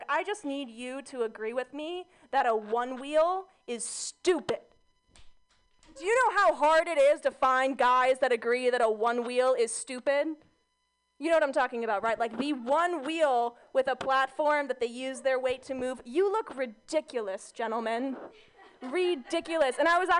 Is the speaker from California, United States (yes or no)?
yes; California, United States; My mom just convinced me that growing up in Orange County was dangerous.